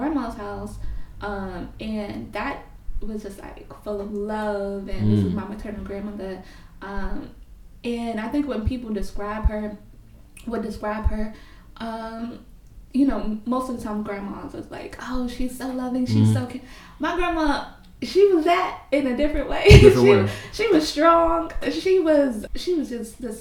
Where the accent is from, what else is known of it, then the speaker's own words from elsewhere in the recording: New York City, New York, United States; moved away as an adult; now in Laurelton, United States; I'm Puerto Rican, and I grew up in Brownsville, a light-skinned Puerto Rican with long curly hair. And I grew up in Brownsville in the 90s